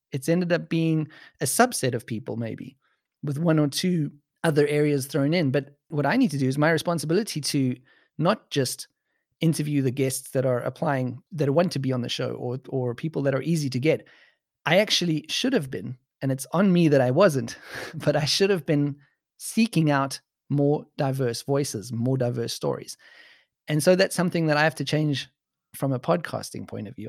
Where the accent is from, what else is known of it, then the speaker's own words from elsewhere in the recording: South Africa; now in Germany; my background as a white South African